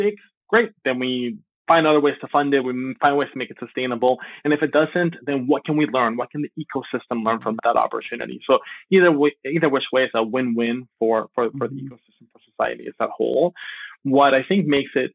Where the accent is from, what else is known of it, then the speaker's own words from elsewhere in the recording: Miami, Florida, United States; also born or lived in Venezuela; an immigrant from Venezuela, I grew up in Miami, but my family moved here when I was very, very young, when I was 8